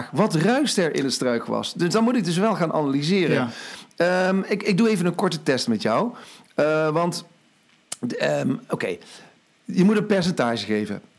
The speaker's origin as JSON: {"language": "Dutch", "region": "Limburg", "country": "Netherlands", "said": "Overigens, ik kom uit Limburg, hè?"}